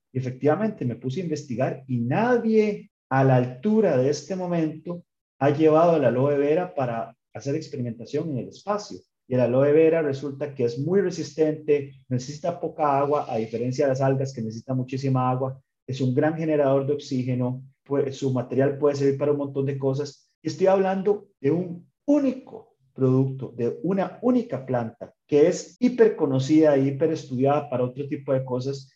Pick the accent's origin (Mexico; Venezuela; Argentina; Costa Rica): Costa Rica; para nosotros como costarricenses